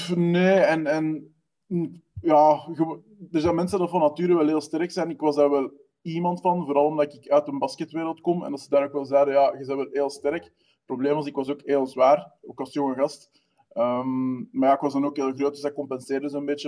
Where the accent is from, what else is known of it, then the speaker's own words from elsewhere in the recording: Wemmel, Flanders, Belgium; Ik ben 31 jaar uit Wummel, dat is eh, de Noordrand